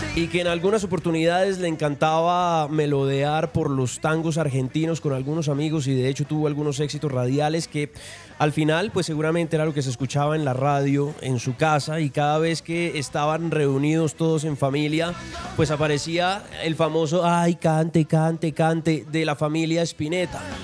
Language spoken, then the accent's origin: Spanish; Colombia; soy colombiano